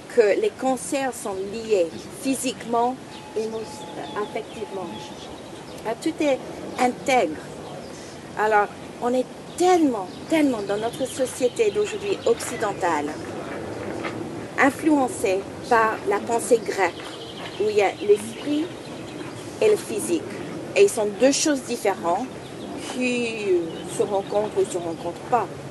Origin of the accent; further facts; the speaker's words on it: United States; French is a second language; moved away; je suis américaine d'origine